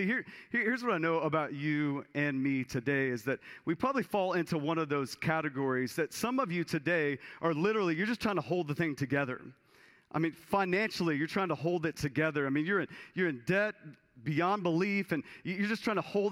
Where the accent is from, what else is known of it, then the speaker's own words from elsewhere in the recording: Texas, United States; I was a kid growing up in Texas, and my family had some land out in East Texas